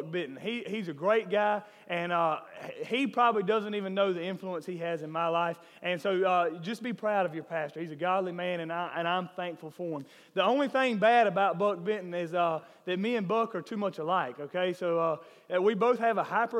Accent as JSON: {"language": "English", "town": "Millen", "region": "Georgia", "country": "United States", "said": "I am from Millen"}